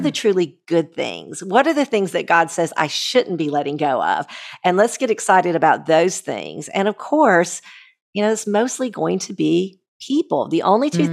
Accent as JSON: {"language": "English", "country": "United States", "said": "me as an American"}